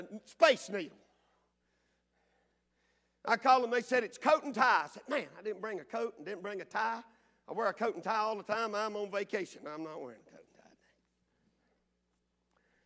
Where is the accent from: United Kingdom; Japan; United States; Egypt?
United States; Tennessee; we're hillbillies from Tennessee